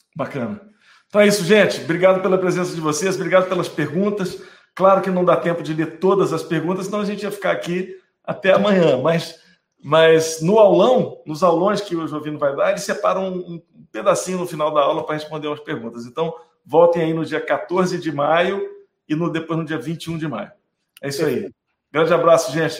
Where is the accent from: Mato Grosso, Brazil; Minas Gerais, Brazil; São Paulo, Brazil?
Minas Gerais, Brazil; eu sou mineiro